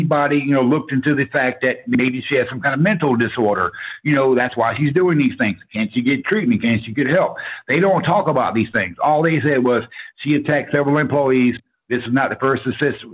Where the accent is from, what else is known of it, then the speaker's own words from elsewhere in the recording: Orlando, Florida, United States; now in Georgia, United States; I was born and raised in Orlando, Florida